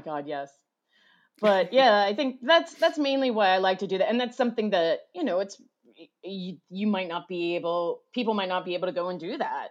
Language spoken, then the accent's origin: English; United States; I'm an American